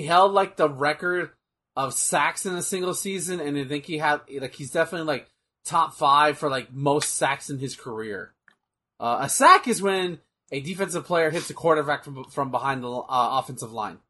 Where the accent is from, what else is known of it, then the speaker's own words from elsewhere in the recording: Texas, United States; Also, he's from my hometown. He's a Texas boy.